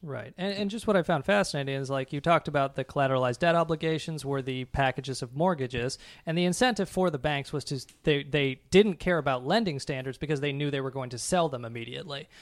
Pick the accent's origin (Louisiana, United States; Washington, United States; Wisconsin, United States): Washington, United States; Seattle; when I was a kid growing up in Seattle